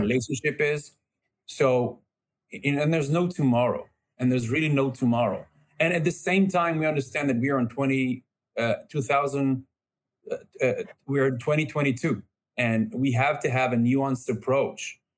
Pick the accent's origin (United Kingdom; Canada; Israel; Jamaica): Israel; growing up in Israel